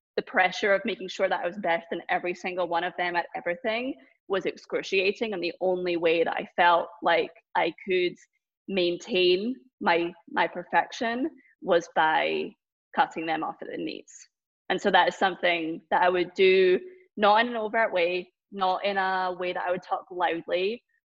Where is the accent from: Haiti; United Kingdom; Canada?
United Kingdom; Scotland; now in Boston, United States; growing up in Scotland